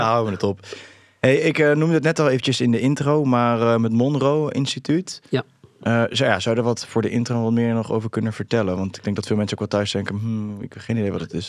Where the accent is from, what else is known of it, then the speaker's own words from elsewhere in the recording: Netherlands; zijn wij Nederlanders